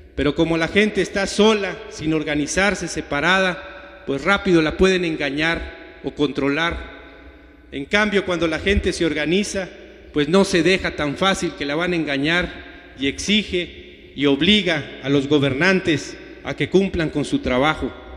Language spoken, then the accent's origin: Spanish; Mexico; siempre dijimos que éramos mexicanos, somos mexicanos